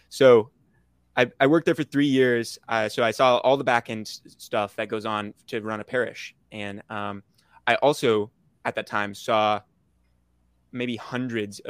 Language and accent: English; Orlando, Florida, United States; I'm from Orlando, Florida